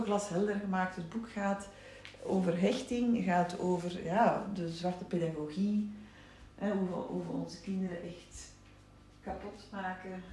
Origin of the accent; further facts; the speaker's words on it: Sterrebeek, Flanders, Belgium; also born or lived in Leuven; ik ben opgegroeid in Sterbeek. Een klein dorp bij Zaventem